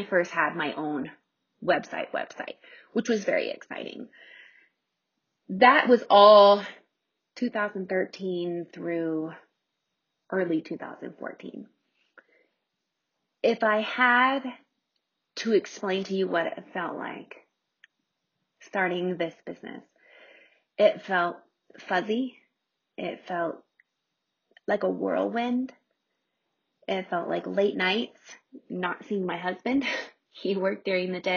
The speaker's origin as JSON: {"language": "English", "region": "Nebraska", "country": "United States", "tie": "born or raised there", "also_born_or_lived": "Omaha, Nebraska", "moved": "as an adult", "lives_now": "Colorado, United States", "said": "we purchased a true fixer-upper in my hometown in Nebraska."}